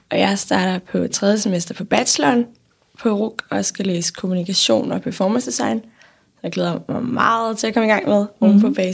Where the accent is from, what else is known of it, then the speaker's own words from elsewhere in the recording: North Denmark Region, Denmark; now in Copenhagen, Denmark; Altså, nu flyttede jeg fra Nordjylland til København, og jeg kendte ingen.